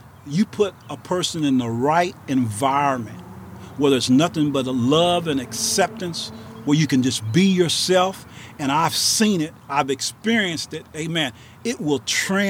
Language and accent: English; De Soto, Missouri, United States; also born or lived in Jefferson City, Missouri; I grew up in DeSoto, Missouri